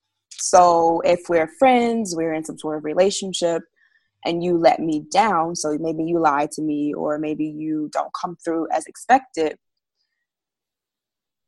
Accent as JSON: {"language": "English", "region": "Florida", "country": "United States", "moved": "yes", "lives_now": "Georgia, United States", "said": "I am originally from Florida, been living up in Georgia for the past actually 11 years now"}